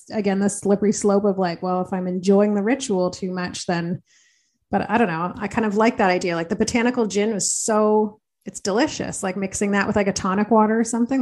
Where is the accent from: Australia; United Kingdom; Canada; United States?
Canada; Belleville, Ontario; I'm from Belleville